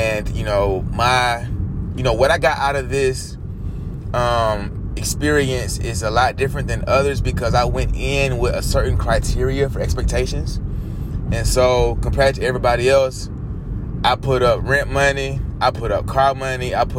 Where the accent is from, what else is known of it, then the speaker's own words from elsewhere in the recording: Atlanta, Georgia, United States; moved away as an adult; now in California, United States; I'm from Atlanta, you know, Black Mecca